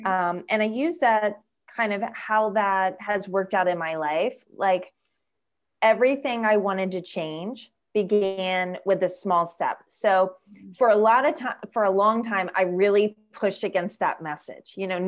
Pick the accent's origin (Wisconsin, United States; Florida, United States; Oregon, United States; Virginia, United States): Florida, United States; but I am actually originally from South Florida. I was born in the Florida Keys. So that's pretty unique. Not many people are from the Florida Keys, and that makes me a conch.